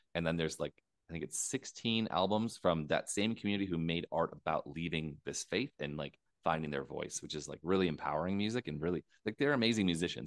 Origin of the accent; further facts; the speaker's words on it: United States; moved away; I'm an American.